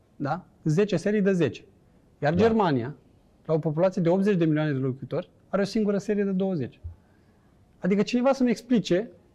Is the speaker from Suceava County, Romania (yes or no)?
no; Bacău, Bacău County, Romania; moved away as an adult; also born or lived in Bucharest / Vienna; noi suntem amândoi din Bacău